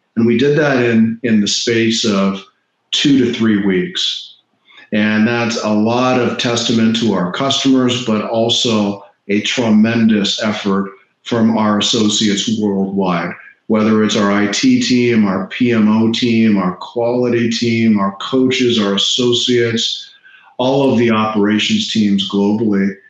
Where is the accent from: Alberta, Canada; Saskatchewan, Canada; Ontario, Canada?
Ontario, Canada; Toronto; now in Florida, United States; I grew up in Toronto mm-hmm. and now I live in Florida.